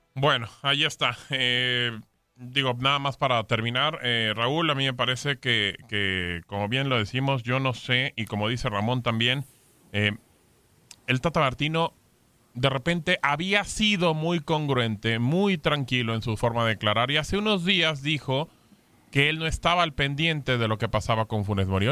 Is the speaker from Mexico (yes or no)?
yes; Mexico; Yo soy mexicano y yo como mexicano